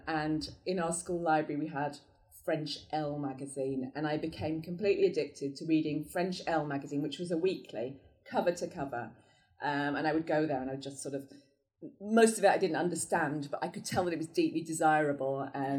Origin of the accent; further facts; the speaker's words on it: York, Yorkshire and the Humber, United Kingdom; I'm from North Yorkshire